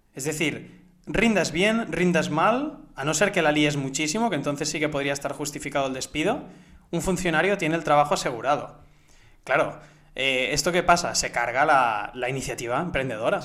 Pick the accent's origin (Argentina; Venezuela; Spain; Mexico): Spain; also born or lived in Barcelona; yo soy español